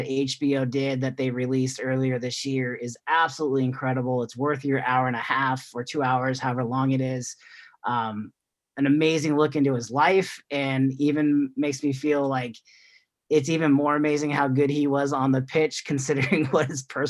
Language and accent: English; United States; Even as a non-huge soccer fan growing up in the United States